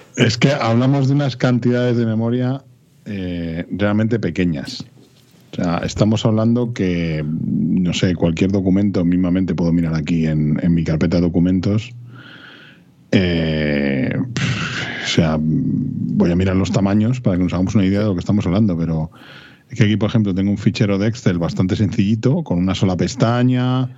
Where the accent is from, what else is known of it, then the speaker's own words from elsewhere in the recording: Madrid, Community of Madrid, Spain; Yo soy de Vallecas